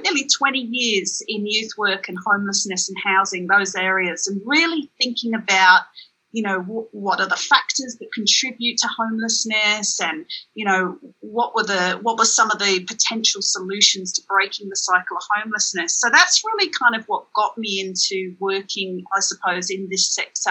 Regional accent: England, United Kingdom; I grew up in England in a family that was very aware of social justice issues

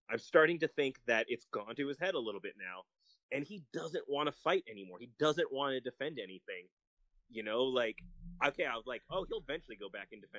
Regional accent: Philippines; It should hurt um, me to say this being a Filipino, but he deserved that.

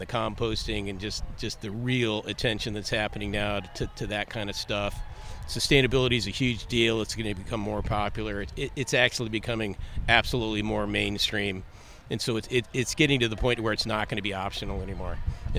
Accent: California, United States; I'm from California, born and raised. My family came here in 1829.

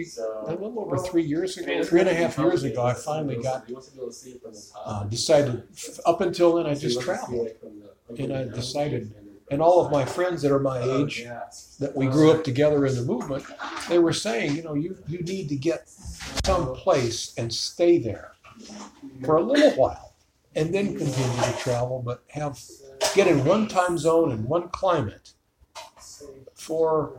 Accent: Chicago, Illinois, United States; now in Tucson, United States; I grew up in Chicago.

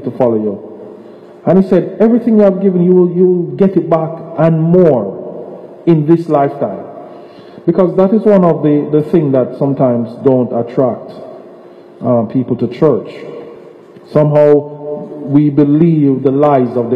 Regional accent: Jamaica; moved away; as a child growing up in Jamaica

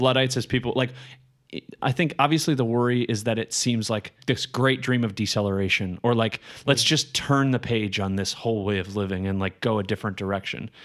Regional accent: Colorado, United States; I grew up in Colorado.

